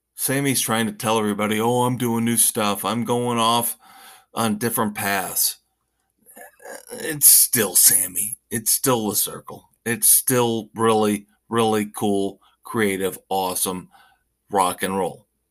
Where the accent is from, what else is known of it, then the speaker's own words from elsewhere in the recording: Indiana, United States; moved away; my home state, Indiana